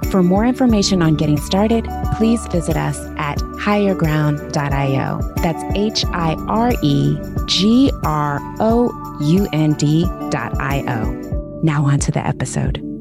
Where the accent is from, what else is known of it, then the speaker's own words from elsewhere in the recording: Texas, United States; now in Georgia, United States; I am originally from Texas